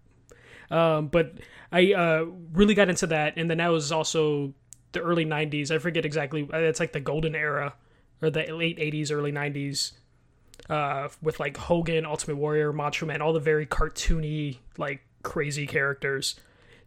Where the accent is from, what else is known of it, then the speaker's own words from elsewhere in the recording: Chicago, Illinois, United States; I am from Chicago